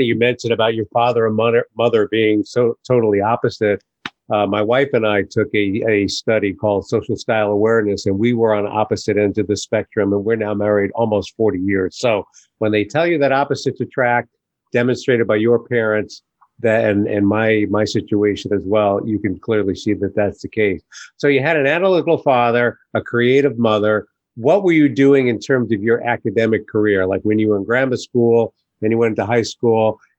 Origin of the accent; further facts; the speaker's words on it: New York City, New York, United States; accent: Brooklyn; I was born and raised in New York City, and I think I've lost my Brooklyn accent.